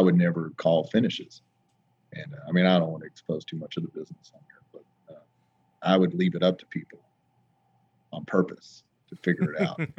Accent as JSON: {"language": "English", "region": "Oklahoma", "country": "United States", "said": "It makes all of us Oklahomans proud"}